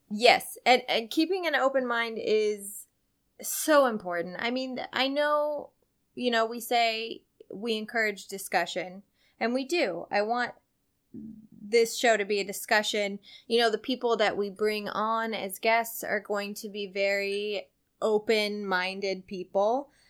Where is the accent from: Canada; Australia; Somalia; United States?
United States; Centralia, Illinois; now in Los Angeles, United States; I'm from Centralia, Illinois